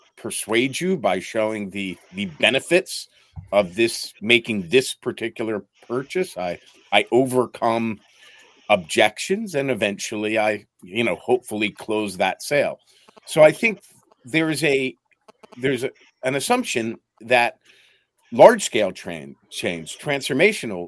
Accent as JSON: {"language": "English", "town": "Philadelphia", "region": "Pennsylvania", "country": "United States", "tie": "born or raised there", "also_born_or_lived": "New York / Eastern Europe / Ukraine", "moved": "as an adult", "said": "I grew up in Philadelphia"}